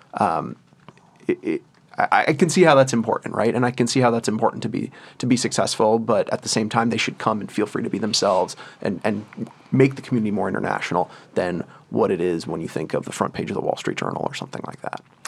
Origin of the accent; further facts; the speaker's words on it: United States; as an American, somebody who's, was born in the United States, whose parents are American